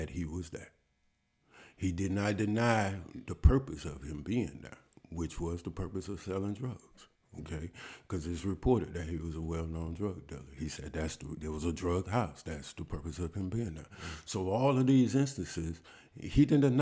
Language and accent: English; Alabama, United States; I am from Alabama